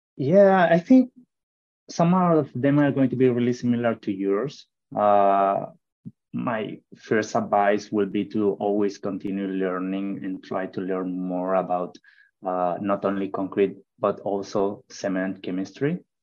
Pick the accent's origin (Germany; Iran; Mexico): Mexico; English is a second language; moved away as an adult; now in United States; i decided first to to go out of mexico